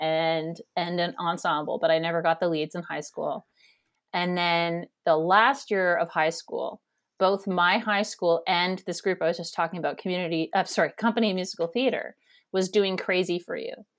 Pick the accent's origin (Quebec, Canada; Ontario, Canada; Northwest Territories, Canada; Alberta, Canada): Ontario, Canada; Kanata; moved away as an adult; also born or lived in New York City / Toronto / England; now in Halifax, Canada; I grew up in Kanata, Ontario, Canada, which is a suburb of Ottawa. And, and I spent my first nineteen years there